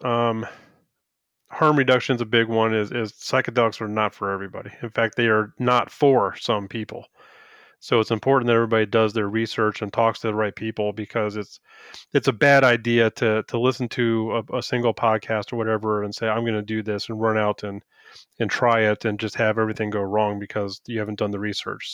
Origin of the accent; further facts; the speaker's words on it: Woodbridge, Virginia, United States; moved away; I grew up in Woodbridge